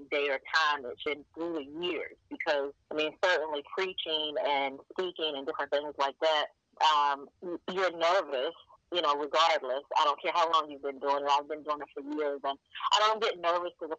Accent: Fayetteville, North Carolina, United States; My parents were military. I grew up in Fayetteville, North Carolina.

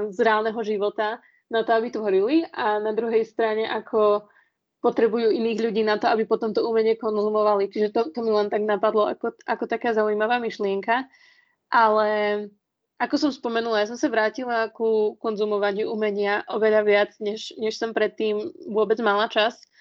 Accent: Slovakia; sme ako Slováci

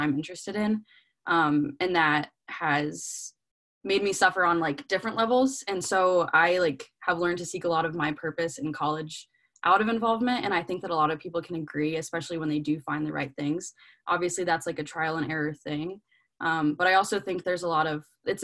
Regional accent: Clemson, South Carolina, United States; I'm from Clemson, South Carolina.

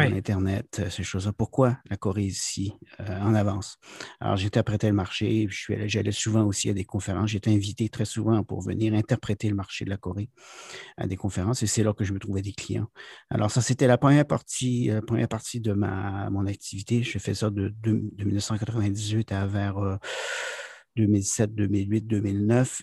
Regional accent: Quebec, Canada; moved away as an adult; now in South Korea; je suis originaire du Québec

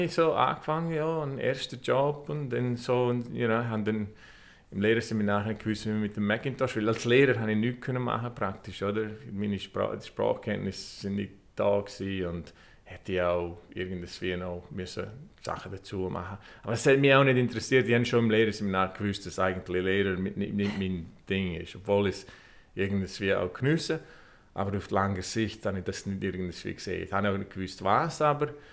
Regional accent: Vrin, Graubünden, Switzerland; moved away as an adult; also born or lived in Chur / Ireland; now in Los Angeles, United States; Ich bin dort aufgewachsen

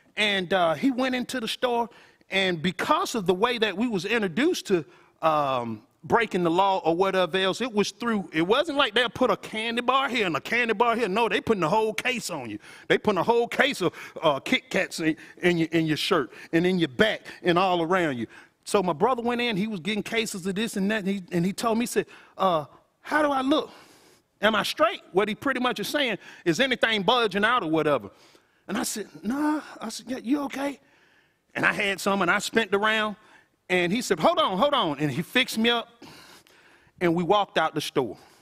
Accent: Athens, Georgia, United States; I'm originally from Athens from a housing authority projects called Paul, though

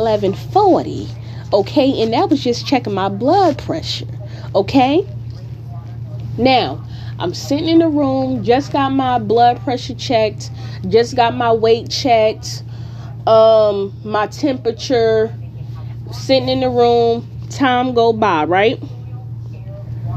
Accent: Newark, New Jersey, United States; now in California, United States; I am from Newark, New Jersey

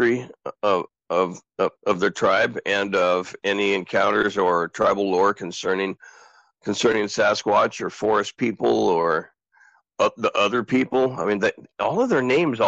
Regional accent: Southern Oregon, United States; also born or lived in Portland, Oregon; I was born in Portland, Oregon, and raised in Southern Oregon

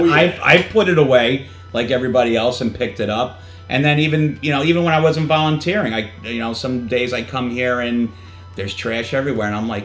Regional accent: New York, United States; accent: New York; Even though I don't sound like it because I'm from New York, the accent creeps in every once in a blue moon.

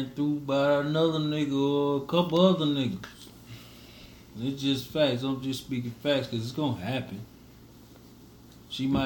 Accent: Miami, Florida, United States; Yeah, I'm from I'm from Miami.

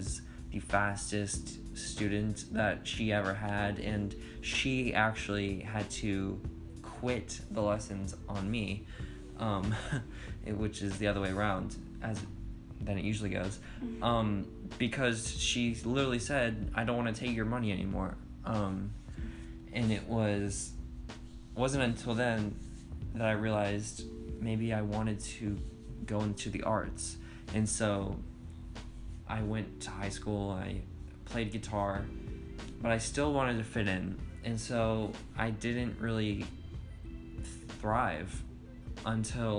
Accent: Inverness, Florida, United States; growing up in Inverness, Florida, always drawing, wanting to be an artist

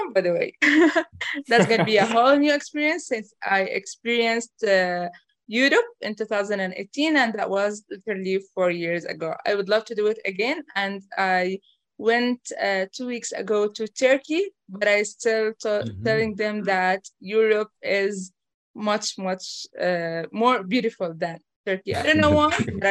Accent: Jordan; I was born and raised here in Jordan.

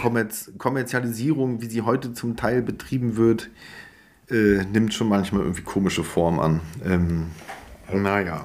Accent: Greifswald, Mecklenburg-Vorpommern, Germany; in meiner Heimat in Greifswald

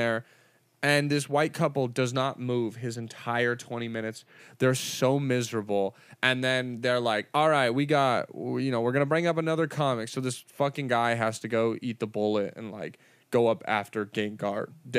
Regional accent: California, United States; LA comics, even though we're from Orange County

